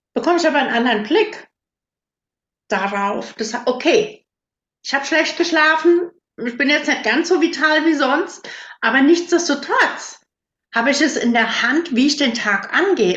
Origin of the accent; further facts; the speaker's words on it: 15-18 km from Herborn, Westerwald, Germany; moved away as an adult; now in Siegerland, Germany; ich komme ursprünglich aus einem winzig kleinen Dorf. Damals waren da so 180 Einwohner.